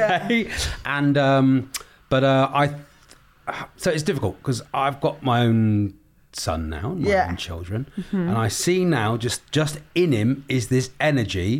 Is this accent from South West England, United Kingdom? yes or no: yes; Newton Abbot, South West England, United Kingdom; I'm from Newton Abbott in Devon